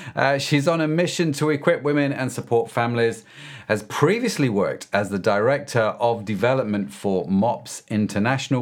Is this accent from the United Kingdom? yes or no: yes; United Kingdom; They assumed I'm a Christian because I'm British